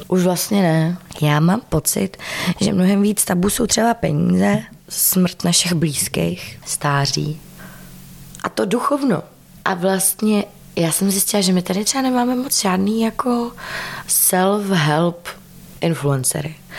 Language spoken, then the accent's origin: Czech; Czechia; also born or lived in United States